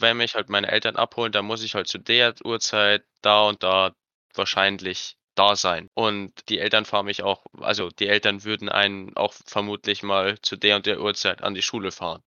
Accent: Cham, Bavaria, Germany; bei uns in Kam

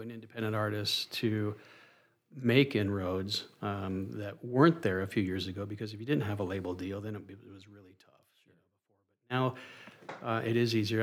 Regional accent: Soda Springs, Idaho, United States; also born or lived in Boise, Idaho / Phoenix, Arizona; Soda Springs, Idaho, my hometown

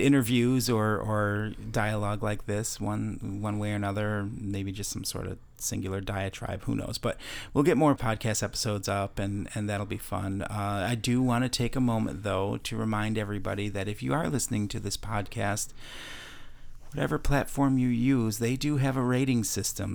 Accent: Chicago, Illinois, United States; also born or lived in Wisconsin; now in Florida, United States; my hometown of Chicago

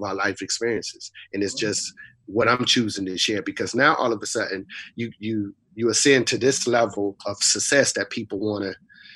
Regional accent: Raleigh, North Carolina, United States; also born or lived in Boston, Massachusetts; I was raised in Southeast Raleigh, as you mentioned, but I was actually born in Boston, Mass

